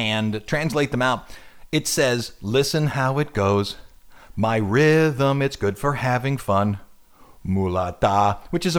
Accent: New Orleans, Louisiana, United States; first language English; we're from New Orleans.

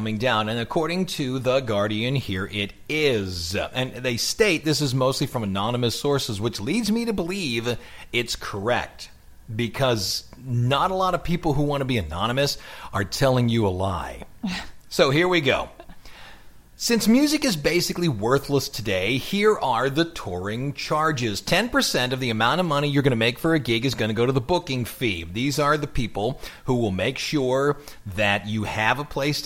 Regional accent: Ohio, United States; accent: Ohio; my Ohio accent

